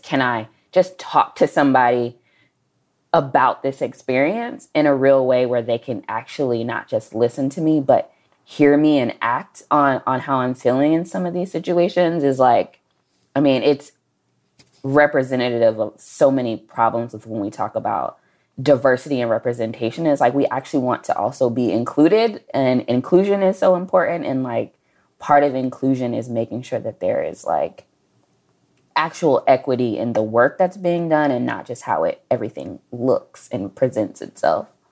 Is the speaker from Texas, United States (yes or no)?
yes; Dallas, Texas, United States; we are both from Dallas